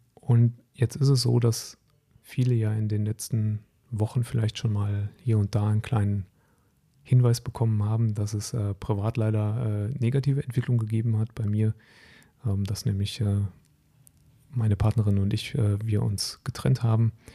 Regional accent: North Rhine-Westphalia, Germany; moved away as an adult; also born or lived in Hesse; Ich bin sehr verwurzelt mit meiner Heimat am, am Niederrhein

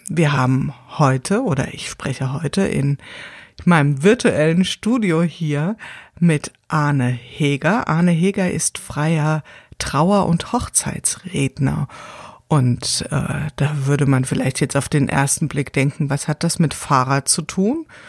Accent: Wiesbaden, Hesse, Germany; ich komme ja hier aus Wiesbaden

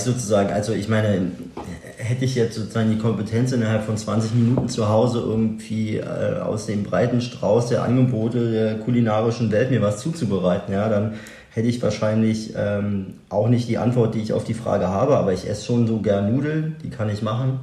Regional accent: Berlin, Germany; also born or lived in Neubrandenburg, Mecklenburg-Vorpommern; dann sind wir irgendwie nach Berlin gezogen

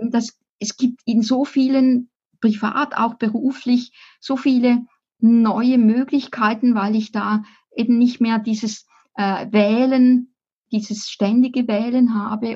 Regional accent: Appenzell, Switzerland; Ich bin im Appenzellerland aufgewachsen

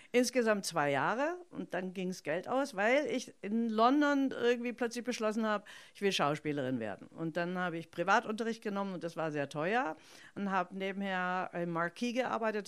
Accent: Stuttgart, Baden-Württemberg, Germany; accent: Swabian; ich bin in Stuttgart aufgewachsen, also als Italienerin im, ja. im Schwäbischer

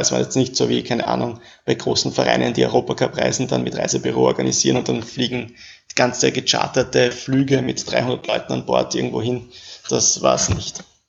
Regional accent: Vienna, Austria; also born or lived in Paris; ich wohne in Wien

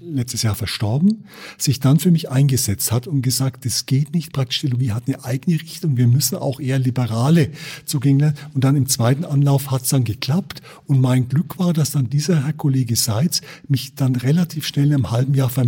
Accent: Bogen, Bavaria, Germany; also born or lived in Nuremberg; Also ich bin geboren in Nürnberg, äh, fränkisch evangelisch-lutherisch geprägt. Bin als Kind aufgewachsen in Bogen in Niederbayern durch äh, Versetzung meines Vaters, katholisch.

